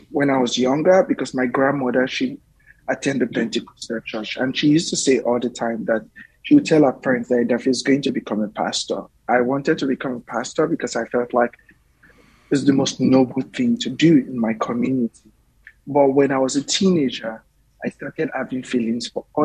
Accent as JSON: {"language": "English", "town": "Warri", "region": "Delta", "country": "Nigeria", "tie": "born or raised there", "moved": "as an adult", "lives_now": "United States", "said": "I grew up in Warri, Nigeria, which is the south of Nigeria. I grew up in the Delta by the Atlantic Ocean."}